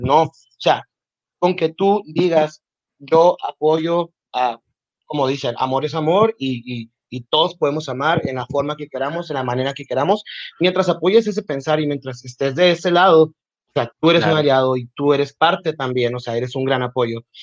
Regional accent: Nogales, Sonora, Mexico; nací en Nogales, Sonora. he vivido aquí toda mi vida

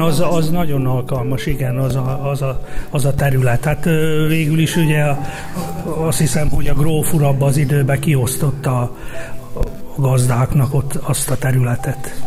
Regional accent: Jenő, Fejér, Hungary; now in Sárszentmihály, Hungary; Én egy harmadik faluból, de itt születtem Jenőbe, és harmadik faluból jöttem

